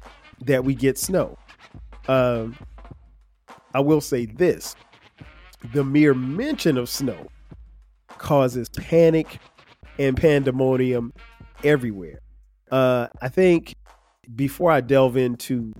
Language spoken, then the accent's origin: English; Florence, South Carolina, United States; also born or lived in Newark, New Jersey; now in Atlanta, United States; I grew up in Florence, South Carolina, which is about 4 hours from Atlanta.